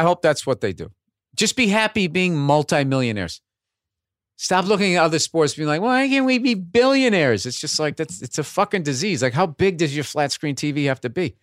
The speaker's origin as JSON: {"language": "English", "town": "Boston", "region": "Massachusetts", "country": "United States", "accent": "Boston", "said": "how they explained away my accent was, uh, he went, he went to B U"}